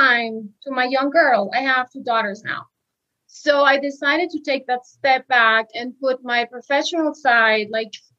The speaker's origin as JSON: {"language": "English", "region": "Mexico City", "country": "Mexico", "moved": "as an adult", "said": "I am from Mexico City. I just came back to Mexico after living almost 12 years abroad"}